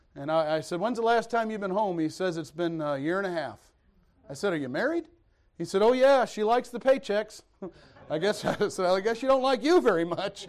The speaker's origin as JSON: {"language": "English", "town": "Detroit", "region": "Michigan", "country": "United States", "also_born_or_lived": "Missouri", "moved": "yes", "said": "I'm from Detroit. I was a city boy"}